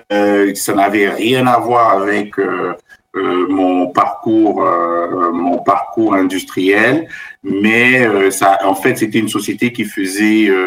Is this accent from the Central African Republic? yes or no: yes; Central African Republic; moved away as an adult; also born or lived in Cameroon; now in France; je suis originaire d'Afrique. Je suis né au Cameroun, mais je suis originaire du Bénin. Puis j'ai grandi dans différents pays africains, notamment en République centrafricaine. Mhm. Et à 18 ans, je suis venu en France pour faire mes études.